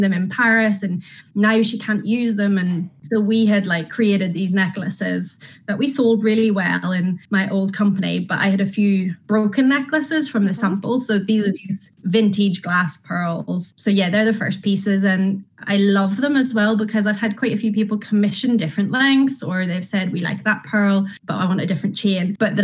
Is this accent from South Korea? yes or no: no; Carrickfergus, Northern Ireland, United Kingdom; moved away as an adult; also born or lived in Sardinia; I am from Carrick, born and bred, but I have spent nearly 20 years of my life around the world.